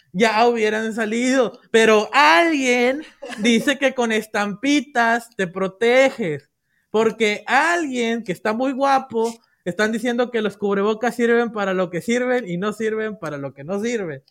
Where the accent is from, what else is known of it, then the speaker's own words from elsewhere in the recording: Mexico; soy mexicano